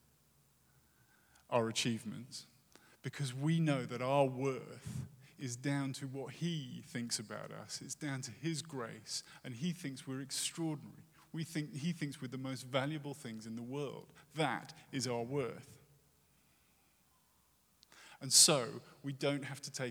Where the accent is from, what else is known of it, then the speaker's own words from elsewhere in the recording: United Kingdom; moved away; as a Brit